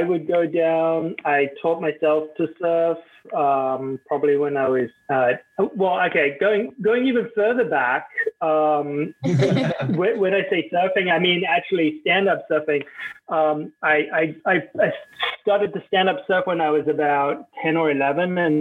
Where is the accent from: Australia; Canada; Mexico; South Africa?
South Africa; Cape Town, Western Cape; I grew up in Cape Town, and the vast majority of my childhood memories are from being on a beach